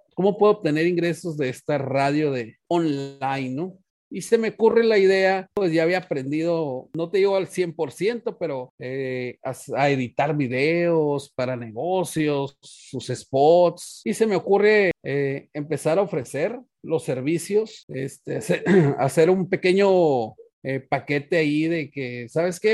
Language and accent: Spanish; Sonora, Mexico; yo soy nativo de Sonora. Toda mi familia somos de Sonora